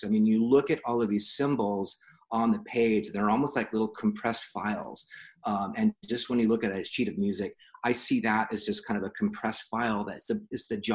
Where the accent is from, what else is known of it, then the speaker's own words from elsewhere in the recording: San Diego, California, United States; also born or lived in Los Angeles; I was born in San Diego and was educated in San Diego through high school